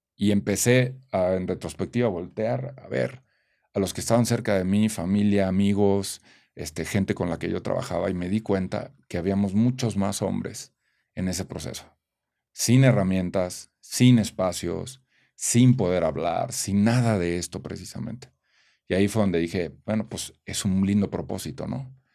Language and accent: Spanish; Celaya, Guanajuato, Mexico; nací en Celaya, Guanajuato, soy, vengo de una familia de provincia